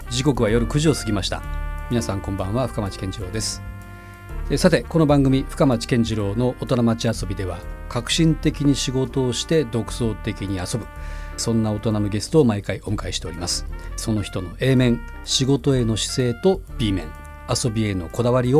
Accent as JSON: {"language": "Japanese", "region": "Tokyo", "country": "Japan", "tie": "born or raised there", "said": "東京生まれで"}